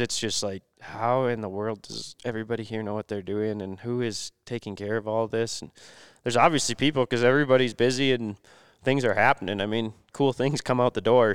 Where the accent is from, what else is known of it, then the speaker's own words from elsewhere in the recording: Minnesota, United States; I'm from Minnesota